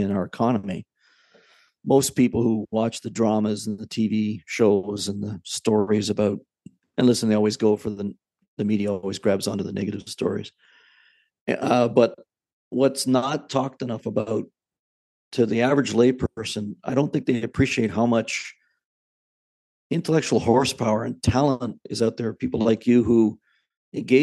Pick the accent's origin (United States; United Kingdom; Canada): Canada; as a Canadian, just a, you know, some guy with a business degree